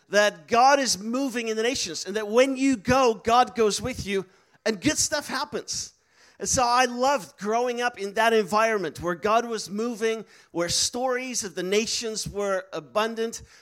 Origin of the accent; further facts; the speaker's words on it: Netherlands; English is a second language; also born or lived in Istanbul, Turkey; So for me, I was I'm from the Netherlands, but I was born in Turkey because my parents were missionaries in Turkey